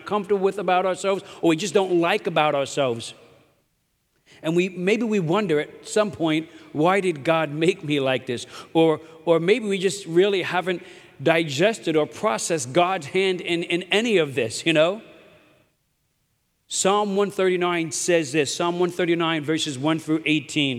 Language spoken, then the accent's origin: English; New York City, New York, United States; I'm from Brooklyn